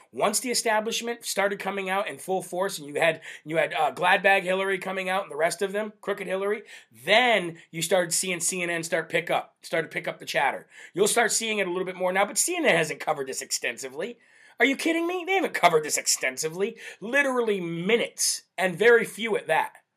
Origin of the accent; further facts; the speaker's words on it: Northeast, United States; I'm from the Northeast here